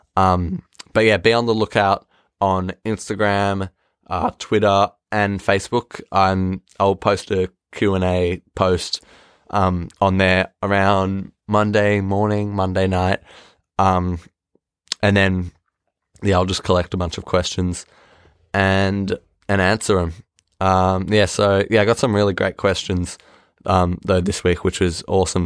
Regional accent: Australia; I'm Australian

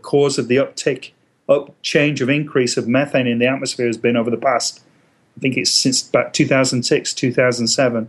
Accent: England, United Kingdom; now in United States; Growing up in England, I grew up in a very rural environment

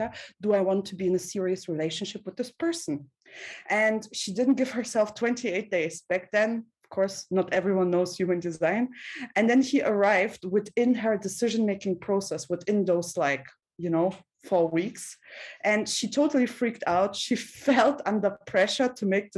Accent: Russia; I was born in Soviet Russia

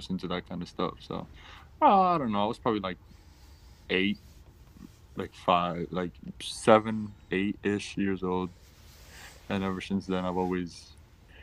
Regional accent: Puerto Rico; moved away; When I was growing up in Puerto Rico, my dad was always into, always doing car related or like motor stuff

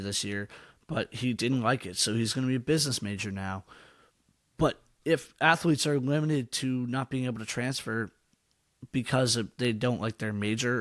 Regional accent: Massachusetts, United States; I'm from Massachusetts

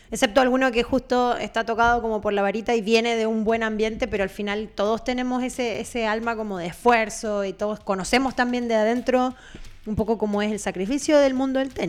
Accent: Chile; yo, por nadie. yo como chileno, por nadie.

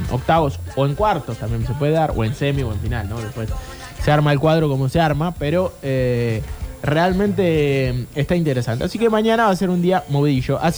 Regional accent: Argentina; Qué vulgares que somos los argentinos.

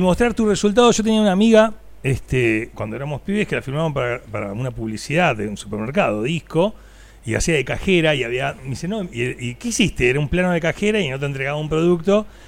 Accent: Necochea, Buenos Aires Province, Argentina; porque nací en Necochea

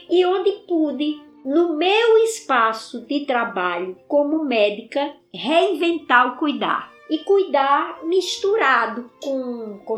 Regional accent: Carnaúba dos Dantas, Rio Grande do Norte, Brazil; moved away as an adult; also born or lived in Quixadá; now in Fortaleza, Brazil; povo da minha terra, com os negros do Rosário, que é um quilombo que tem na cidade de Parelhas, vizinho à terra onde eu nasci, que é Carnaúba dos Santas.

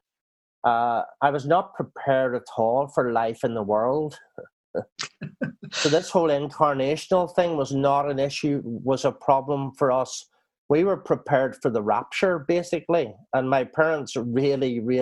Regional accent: Northern Ireland, United Kingdom; now in New Zealand; I was brought up in Northern Ireland

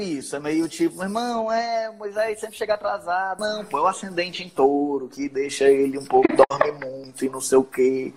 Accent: Ceará, Brazil; accent: cearense

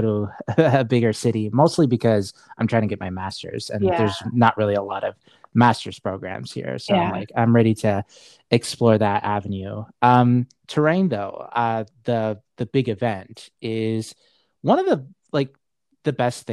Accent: Saudi Arabia; moved away; where I'm from Saudi Arabia

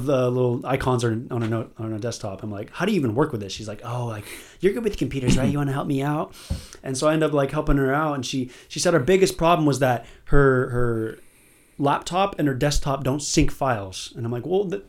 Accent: Lake Forest, California, United States; also born or lived in Irvine, California; Grew up in Lake Forest my whole life

